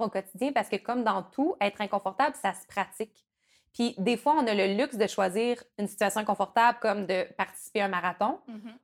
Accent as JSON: {"language": "French", "town": "Rivière-du-Loup", "region": "Quebec", "country": "Canada", "tie": "born or raised there", "said": "moi, je viens du Bas-Saint-Laurent, puis à, Rivière-du-Loup, il y avait un, minuscule parc d'attractions"}